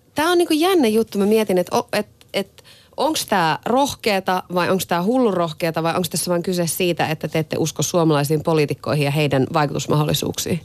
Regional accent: Iisalmi, North Savo, Finland; oon Iisalmesta kotoisin

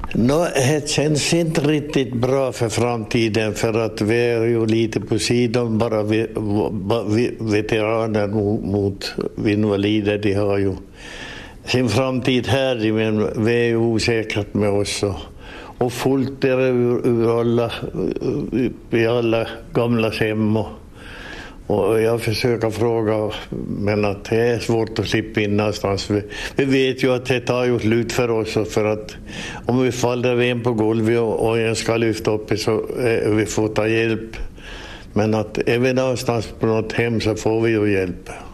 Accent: Nykarleby, Ostrobothnia, Finland; jag kommer från Såklådå

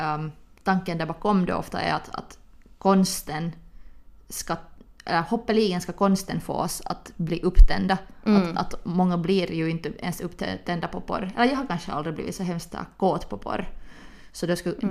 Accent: Helsinki, Uusimaa, Finland; vi är två tjejer från Helsingfors

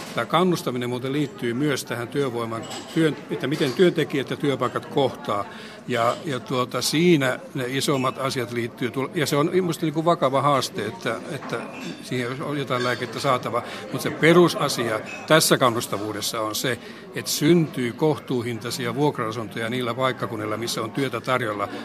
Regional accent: Pihtipudas, Central Finland, Finland; oma kotipaikkakuntani Pihtipudasta

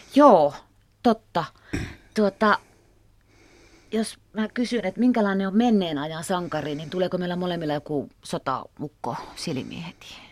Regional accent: Kalajoki, Central Ostrobothnia, Finland

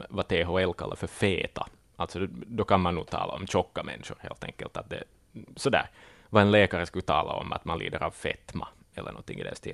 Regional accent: Ostrobothnia, Finland; jag är född och uppvuxen i Österbotten, man gillar bulla.

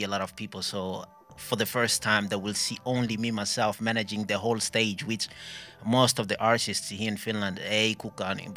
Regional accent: Burundi; first language English/French/Swahili/Kirundi; Finnish is a second language; Ja kirundi vielä, koska mä oon burundilainen.

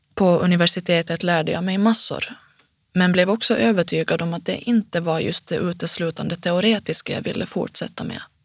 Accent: Finland; accent: Finnish accent (as others call it); first language Swedish; also born or lived in Helsinki / Jakobstad; now in Stockholm, Sweden

